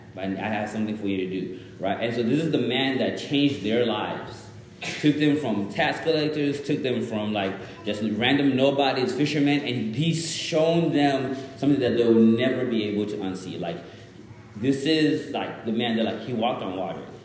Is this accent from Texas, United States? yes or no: yes; Dallas, Texas, United States; English is a second language; also born or lived in Zimbabwe; I was born in Zimbabwe, moved to America when I was like seven years old. Grew up in, then from there I was in Dallas, and I was like a little ghetto kid in Dallas